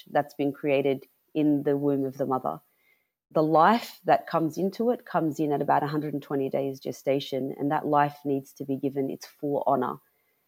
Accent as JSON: {"language": "English", "town": "Sydney", "region": "New South Wales", "country": "Australia", "tie": "born or raised there", "said": "I was born and raised in Sydney, New South Wales, by two Lebanese migrant parents"}